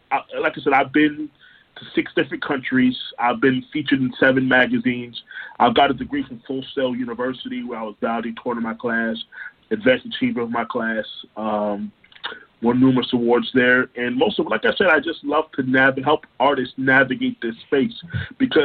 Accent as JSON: {"language": "English", "town": "Orlando", "region": "Florida", "country": "United States", "tie": "born or raised there", "also_born_or_lived": "Brooklyn, New York", "said": "I am originally from Brooklyn, New York, but I have been raised in Orlando, Florida"}